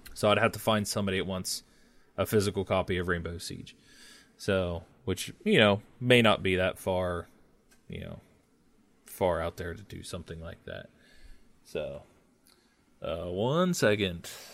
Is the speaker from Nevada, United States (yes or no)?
no; Ohio, United States; I'm from Ohio